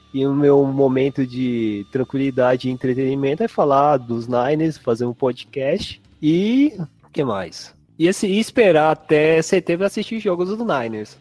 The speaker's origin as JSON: {"language": "Portuguese", "region": "São Paulo", "country": "Brazil", "said": "Eu sou de São Paulo"}